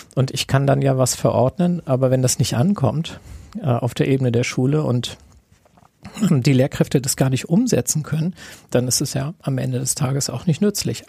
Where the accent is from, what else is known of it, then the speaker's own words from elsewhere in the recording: Kiel, Schleswig-Holstein, Germany; für mich als Kieler